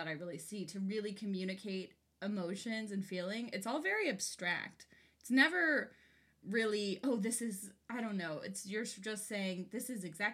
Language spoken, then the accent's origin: English; Ventura County, California, United States; I am from Ventura County, California, hello, what's up, the 805, we went to an outdoor school that was on Chumash land